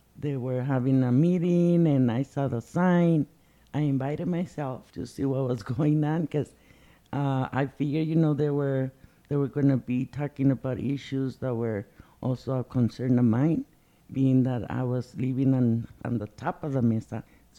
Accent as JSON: {"language": "English", "town": "Ciudad Juárez", "region": "Chihuahua", "country": "Mexico", "tie": "born or raised there", "also_born_or_lived": "Albuquerque, New Mexico", "moved": "yes", "lives_now": "Pajarito Mesa, United States", "said": "I'm from Pajarito Mesa. Originally, I was born in Ciudad Juárez, Chihuahua. I've been here in Albuquerque since 67."}